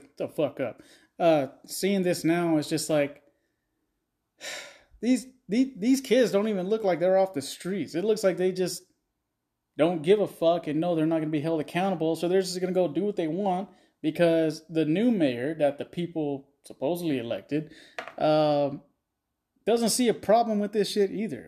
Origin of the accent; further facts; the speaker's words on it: Texas, United States; I'm from Texas